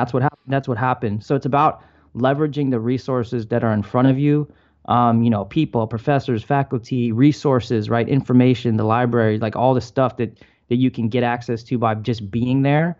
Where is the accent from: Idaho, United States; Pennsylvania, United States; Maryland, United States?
Maryland, United States; moved away as an adult; also born or lived in Michigan; I grew up in Maryland.